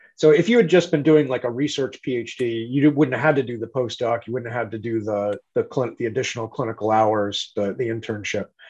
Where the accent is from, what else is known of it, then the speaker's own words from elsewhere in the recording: New England, United States; I grew up in New England